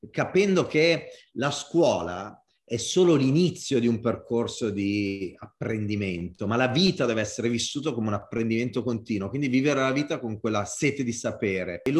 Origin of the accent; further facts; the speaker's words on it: Italy; accent: Italian; vulcanicità, l'italiana, col mio accento, col mio body language, è tutto connesso in un unico mix.